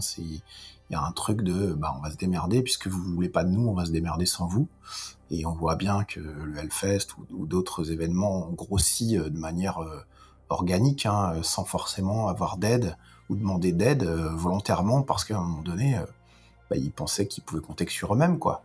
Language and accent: French; Lyon, Auvergne-Rhône-Alpes, France; moved away; moi, je suis lyonnais, déjà. Ça, c'est une chose à préciser, parce que, puisque je, j'ai, j'ai, je suis né à Lyon